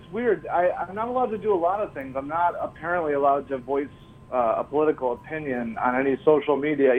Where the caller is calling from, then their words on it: New York City, New York, United States; I'm calling from Astoria